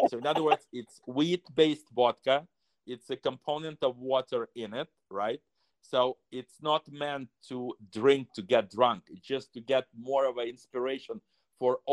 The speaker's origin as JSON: {"language": "English", "country": "Russia", "tie": "born or raised there", "first_language": "Russian", "second_language": "English", "said": "Russian language, and that's my native language. That's where I was born, 1956"}